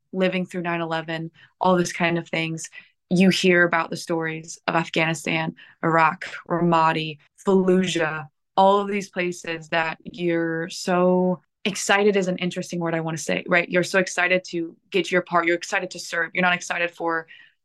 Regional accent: Indiana, United States; moved away as an adult; also born or lived in Southern California / Washington, D.C.; now in California, United States; I'm from Indiana, which is Midwest

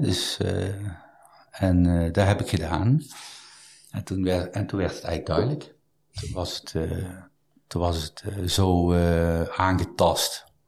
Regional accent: Mierlo, North Brabant, Netherlands; also born or lived in Eindhoven / Amsterdam; verder gegaan in mijn geboortedorp, Mierlo, waar ik acht jaar heb gezeten

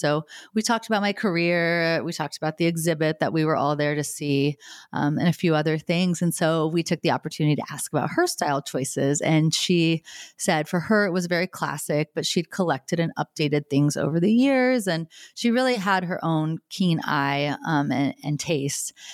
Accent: United States; being born and raised in the United States

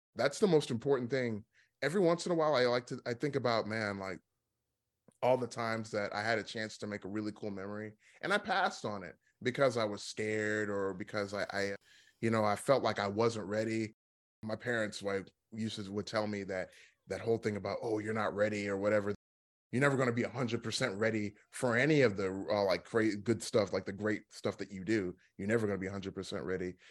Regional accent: Dallas, Texas, United States; also born or lived in Philadelphia; I grew up here in Dallas. Like, this is where, like, you know, I mean, this is where I spent most of my life. So, this is technically my hometown.

